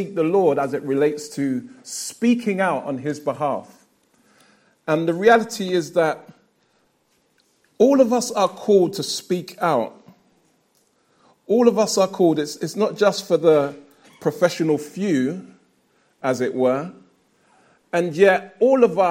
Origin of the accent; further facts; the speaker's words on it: London, United Kingdom; I'm a Lewisham resident, born and raised in South London